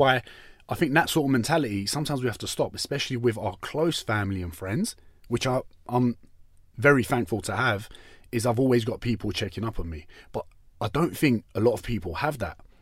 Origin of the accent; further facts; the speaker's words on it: London, United Kingdom; we're from East London, where I went to school